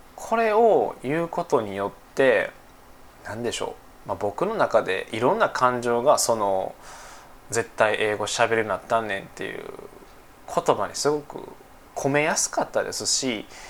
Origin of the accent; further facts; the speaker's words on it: Nara, Japan; accent: Kansai dialect; 僕奈良出身で、えー、奈良県在住ですね